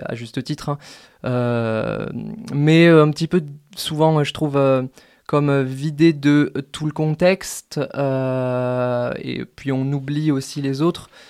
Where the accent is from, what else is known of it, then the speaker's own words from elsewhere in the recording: Toulouse, Occitania, France; moved away as an adult; now in Grenoble, France; moi, je viens de Toulouse à la base